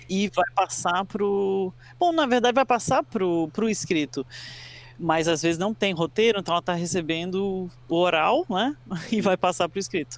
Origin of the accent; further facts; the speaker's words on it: Brazil; also born or lived in United States; eu fui criada no Brasil, mas eu sou americano, nasci nos Estados Unidos e vim para o Brasil quando era criança.